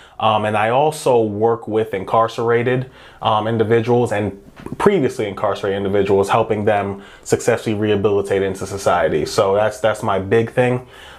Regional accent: New York City, New York, United States; moved away as an adult; now in Ohio, United States; So I'm from Brooklyn, New York, and I grew up there.

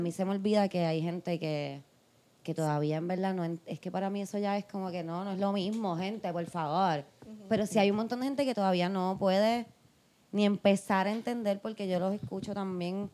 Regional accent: Puerto Rico; nosotras somos puertorriqueñas

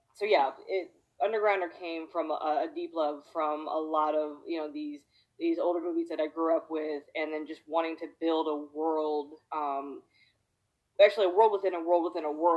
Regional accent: Washington, District of Columbia, United States; I'm originally from the East Coast, grew up around the DC area

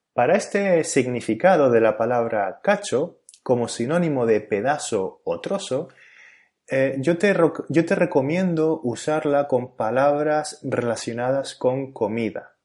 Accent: Canary Islands, Spain; first language Spanish; el país y la región de donde soy, es decir, España y Canarias, respectivamente

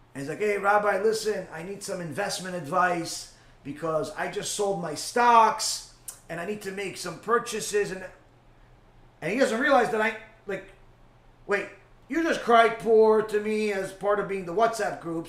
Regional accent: New York, United States; moved away; I grew up in New York. I was there for most of my life.

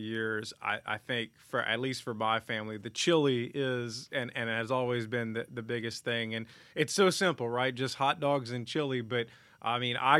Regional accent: Larose, Louisiana, United States; I grew up in La Rose.

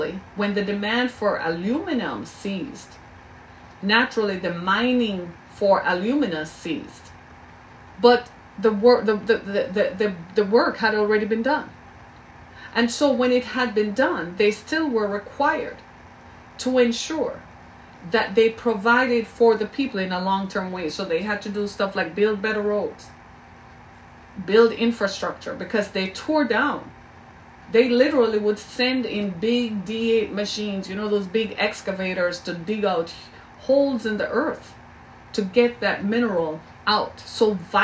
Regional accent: Jamaica; I grew up in Jamaica

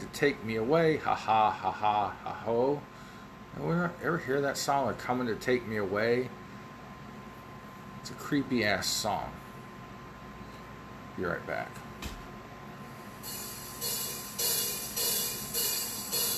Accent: Ohio Valley, United States; accent: Ohio Valley; my Ohio Valley accent.

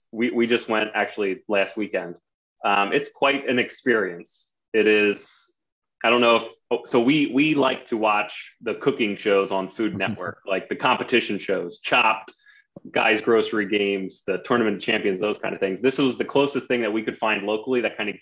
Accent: Sinking Spring, Pennsylvania, United States; I grew up in Sinking Spring

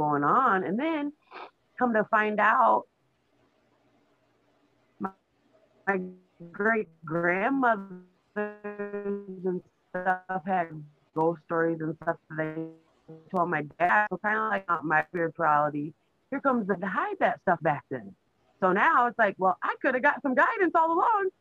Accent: Iowa, United States; I was born up here in Iowa.

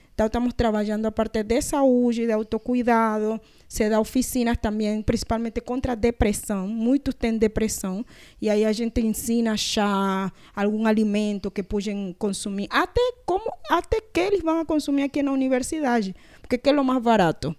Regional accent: Panama; Portuguese is a second language; now in Brazil; Tinha de Panamá, que a gente lá tem palenques

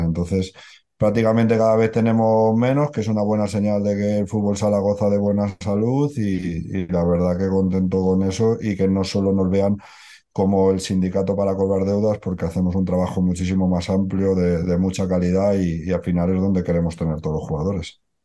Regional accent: Barcelona, Catalonia, Spain; yo soy de Barcelona

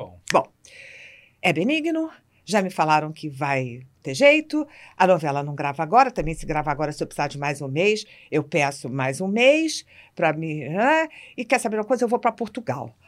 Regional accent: Rio de Janeiro, Brazil; eu, como carioca

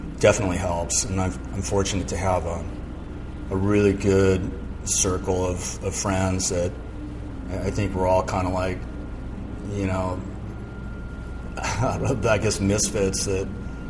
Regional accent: Malibu, California, United States; also born or lived in San Mateo, California; we moved to Point Doom in Malibu. And we had access right to, Point Doom. And Little Doom was right there. And that was where I grew up.

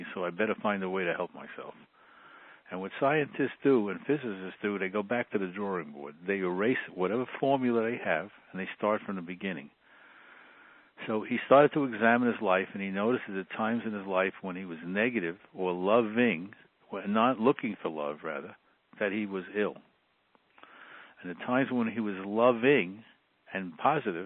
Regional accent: New York City, New York, United States; I grew up in the Bronx in a relatively poor family

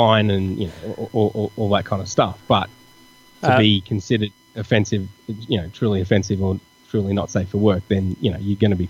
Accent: Australia; I guess it's different for me because I'm Australian.

